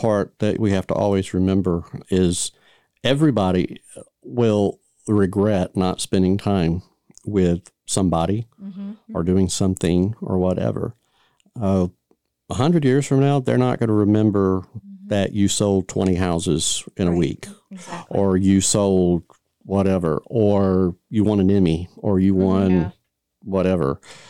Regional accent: Florida, United States; I mean, we're from Florida, but I still got Georgia blood in me, so I'm okay.

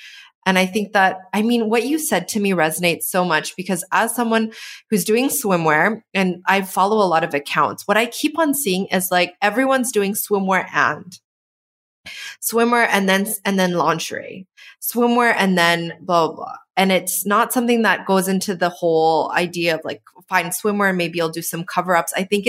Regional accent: Canada; as a Canadian who hasn't been in Canada for the last 2 or 3 years

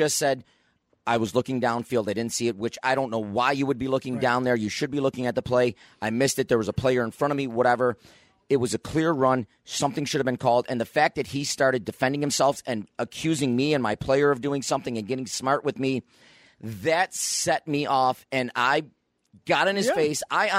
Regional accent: Niagara Falls, New York, United States; I grew up in Niagara Falls, played Niagara Falls high school soccer.

